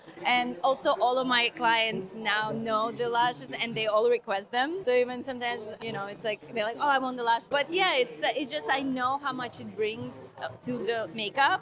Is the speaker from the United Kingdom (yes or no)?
no; Russia; moved away as an adult; now in United States; I'm from Russia originally. I moved here about 13 years ago.